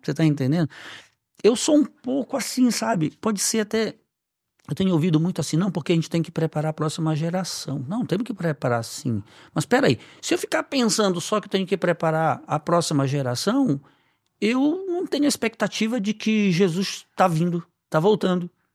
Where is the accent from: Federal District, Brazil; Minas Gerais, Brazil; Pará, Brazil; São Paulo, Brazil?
Pará, Brazil; Belém; moved away; eu morava ainda em Belém, que é minha cidade natal